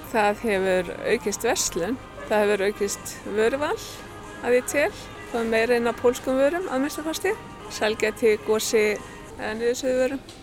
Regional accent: Húsavík, Northeastern Region, Iceland; moved away as an adult; Ég kem frá Húsavík

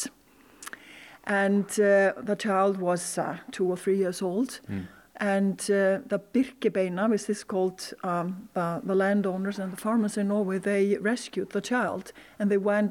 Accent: Iceland; I could say full-blood Icelandic

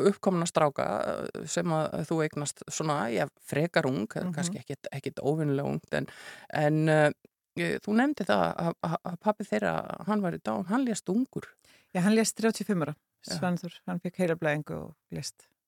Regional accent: Súðavík, Westfjords, Iceland; now in Reykjavík, Iceland; Ég nú fættir Reykjavík en uppalinn á Súðavík

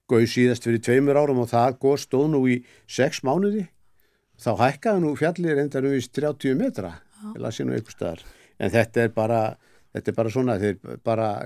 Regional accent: Iceland; sem að við með okkar íslensku áherslum göllum náttúrulega Kataníu

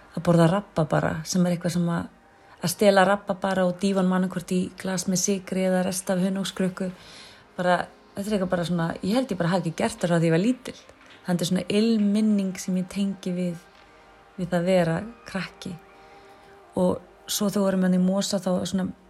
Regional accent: Mosfellsbær, Capital Region, Iceland; æskuminningum okkar og alast upp í Mósesveit

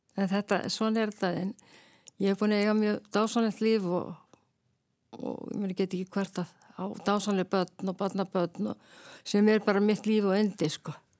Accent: Reykjavík, Capital Region, Iceland; now in Kópavogur, Iceland; uppalinn í Reykjavík og er þó ég búi í Kópaví í dag þá finnst mér í alltaf að vera reykvíkingur

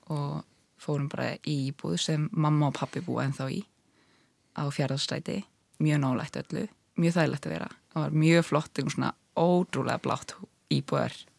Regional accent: Ísafjörður, Westfjords, Iceland; now in Reykjavík, Iceland; ég kallaði mig sjálf um stundum Ísfyrring að ég sé þaðan

